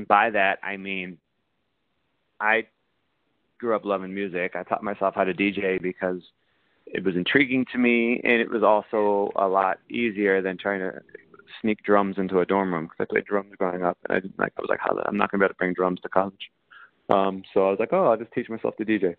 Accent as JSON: {"language": "English", "region": "Ohio", "country": "United States", "tie": "born or raised there", "moved": "as an adult", "lives_now": "New York, United States", "said": "the job market where I grew up in Ohio sucked"}